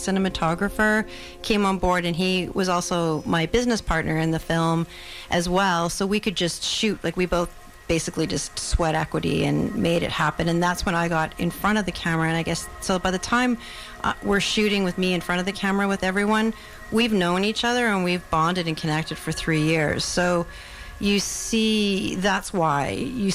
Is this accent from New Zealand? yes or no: no; Victoria, British Columbia, Canada; I'm a filmmaker from Victoria, British Columbia.